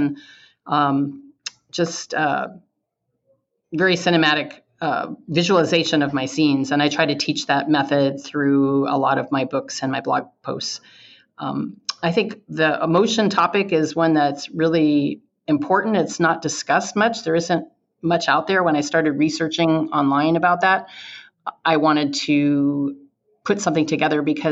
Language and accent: English; California, United States; I was born and raised in California.